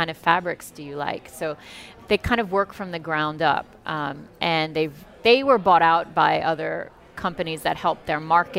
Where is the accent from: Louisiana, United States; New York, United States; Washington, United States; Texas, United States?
Louisiana, United States; New Orleans; moved away; also born or lived in France; growing up in New Orleans, we are very connected to France.